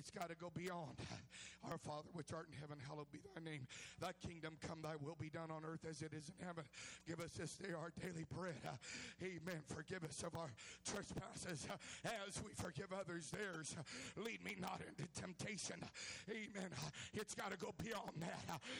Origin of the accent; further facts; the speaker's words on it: California, United States; I come from California